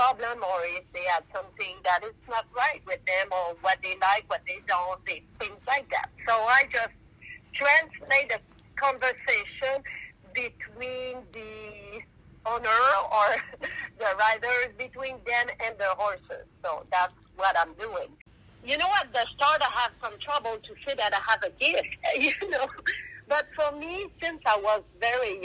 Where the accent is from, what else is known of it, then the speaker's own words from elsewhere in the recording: Quebec, Canada; first language French; English is a second language; I speak more French, so I'm from Quebec, Canada, and in Quebec we speak more French than English, so that's why I have that big accent